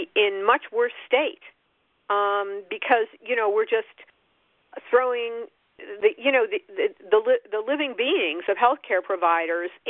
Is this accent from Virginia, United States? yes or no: no; New York, United States; I'm a New Yorker